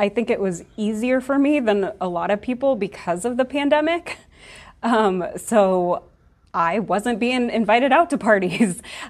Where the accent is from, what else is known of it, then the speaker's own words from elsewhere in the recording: Omaha, Nebraska, United States; I am from Omaha, Nebraska, so I'm raised in the Midwest.